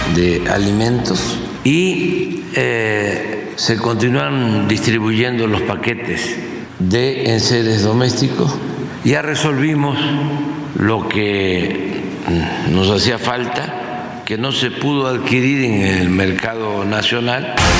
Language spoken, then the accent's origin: Spanish; Mexico